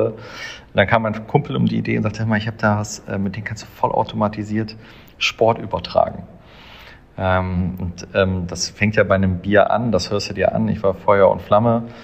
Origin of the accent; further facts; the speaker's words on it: Düsseldorf, North Rhine-Westphalia, Germany; ich komme aus dem Eishockey ähm, ich bin Düsseldorfer, deshalb habe ich bei der DG im Nachwuchs gespielt